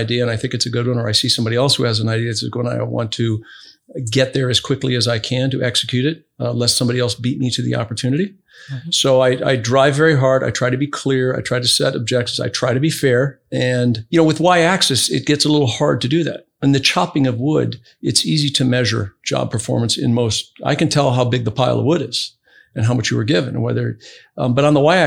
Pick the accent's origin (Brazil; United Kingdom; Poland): Brazil; now in United States; I grew up in Brazil